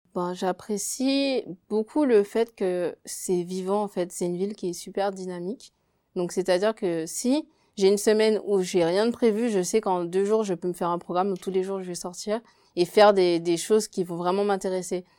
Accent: Guadeloupe; moved away as an adult; now in France; je suis guadeloupéenne parce que c'est deux cultures qui sont vraiment à part et même euh, c'est là où habite ma famille, c'est là où j'ai grandi

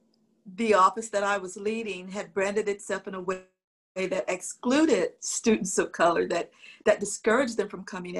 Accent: Berkeley, California, United States; also born or lived in the US South / Los Angeles, United States; I grew up in the Jim Crow segregated South, and I moved from there as a young girl to Berkeley, California.

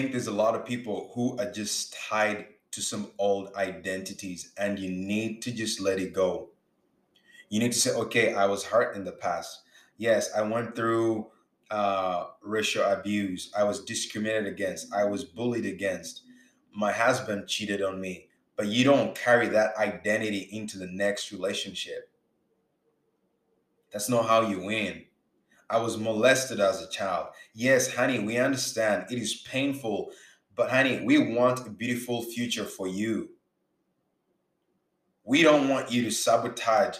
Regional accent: Uganda; now in Canada; I'm not Black American. You see, I grew up in Uganda

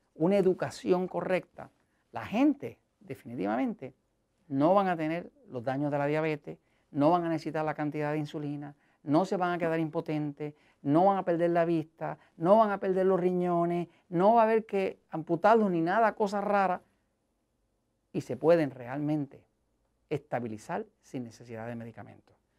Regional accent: Puerto Rico; yo soy de Estados Unidos, en Puerto Rico

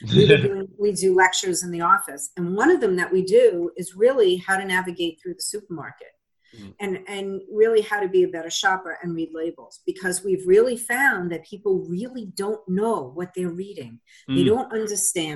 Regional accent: Long Island, New York, United States; now in Massachusetts, United States; where I lived in New York, where I grew up on Long Island

